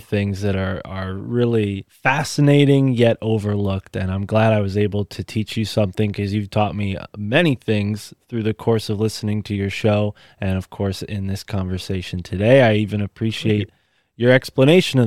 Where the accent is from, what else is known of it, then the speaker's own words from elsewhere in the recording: New England, United States; accent: New England; my New England accent